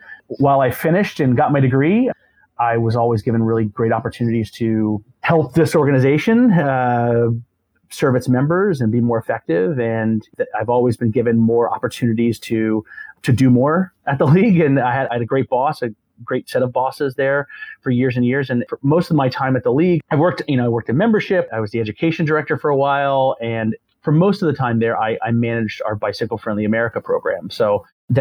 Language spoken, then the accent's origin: English; Florida, United States; moved away as an adult; also born or lived in Gainesville, Florida / Arlington, Virginia; I grew up in Florida in a small town, small beach town